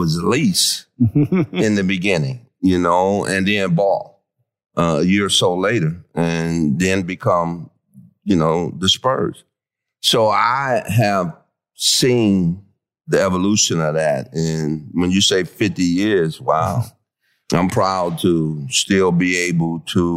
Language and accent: English; Detroit, Michigan, United States; moved away as an adult; also born or lived in Virginia; now in San Antonio, United States; I come from Detroit, inner city